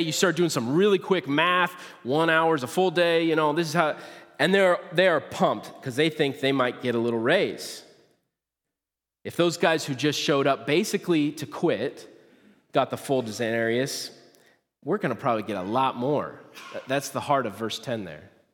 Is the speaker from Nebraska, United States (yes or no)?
yes; Nebraska, United States; now in Kalona, United States; I grew up in Nebraska